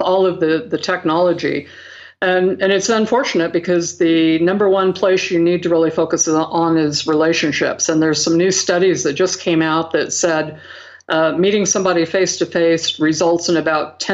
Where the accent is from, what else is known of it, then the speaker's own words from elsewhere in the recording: Franklin, Idaho, United States; I'm here in a little town in Franklin, Idaho. If any of you watched the movie Napoleon Dynamite, sure. I went to that high school.